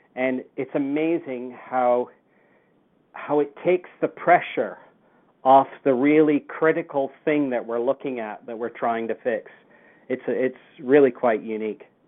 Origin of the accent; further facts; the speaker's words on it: Lancashire, North West England, United Kingdom; now in Canada; I grew up in the UK, and I I emigrated to Canada in 1967. I came over from Lancashire